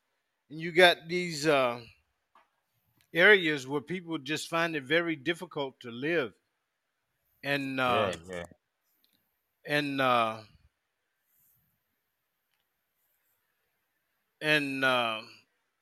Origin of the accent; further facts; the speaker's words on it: United States; also born or lived in Virginia / Nigeria; I'm an American.